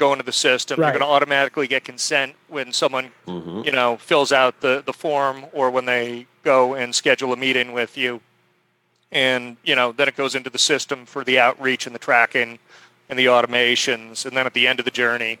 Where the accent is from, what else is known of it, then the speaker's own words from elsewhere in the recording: North Shore of Boston, Massachusetts, United States; moved away; also born or lived in New Orleans / Miami; I grew up in the North Shore of Boston.